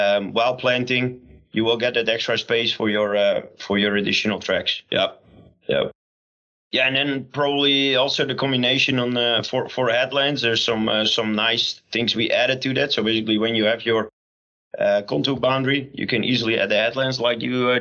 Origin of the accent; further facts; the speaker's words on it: Netherlands; English is a second language; we're here from the Netherlands